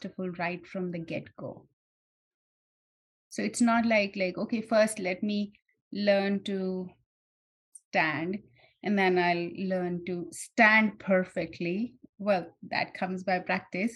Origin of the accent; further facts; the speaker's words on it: India; I'm born and brought up in India